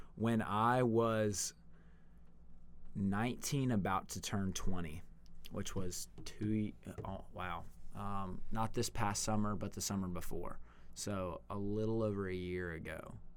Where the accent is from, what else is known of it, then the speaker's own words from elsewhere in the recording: United States; moved away; in my hometown, COVID never really, like, was a big deal.